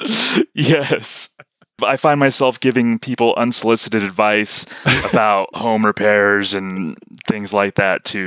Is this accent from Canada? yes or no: no; New Mexico, United States; I'm from New Mexico, and there is New Mexican dialect